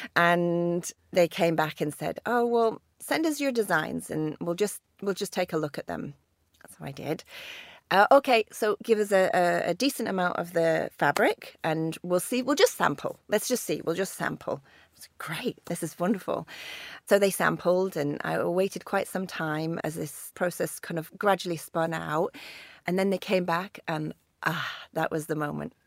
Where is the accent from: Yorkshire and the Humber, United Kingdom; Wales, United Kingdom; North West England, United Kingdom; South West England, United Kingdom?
North West England, United Kingdom; Lake District; growing up in the Lake District as the daughter of a mountaineer